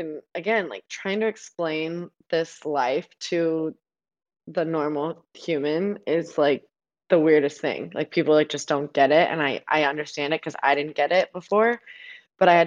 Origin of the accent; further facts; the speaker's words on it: Nevada, United States; moved away as an adult; also born or lived in Arizona; now in New Jersey, United States; I'm from Nevada, but we live in Arizona, but now we live in Jersey